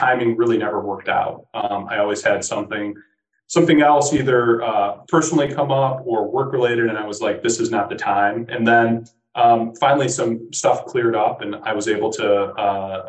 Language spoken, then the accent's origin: English; Midwest, United States; being a Midwesterner and having a lot of Midwestern network